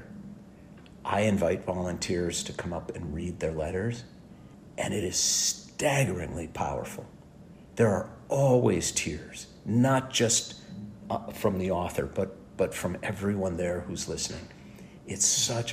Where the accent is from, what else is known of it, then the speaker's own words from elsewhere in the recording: St. Louis Park, Minnesota, United States; now in Los Angeles, United States; I was born on June 3rd in 1960 in St. Louis Park, Minnesota